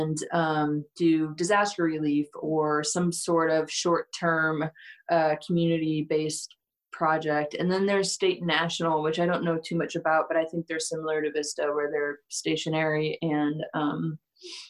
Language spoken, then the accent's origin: English; St. Louis, Missouri, United States; moved away as an adult; now in Denver, United States; I'm from St. Louis